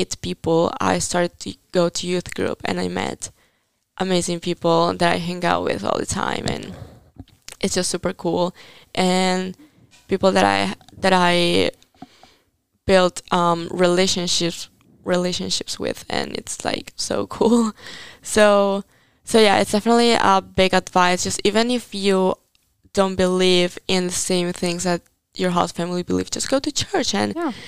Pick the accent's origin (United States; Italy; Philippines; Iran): Italy